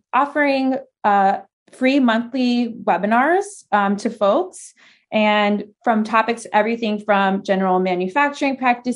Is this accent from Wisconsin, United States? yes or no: no; Florida, United States; moved away as an adult; also born or lived in Vermont / California; I'm from Florida, so originally there, and some in Vermont.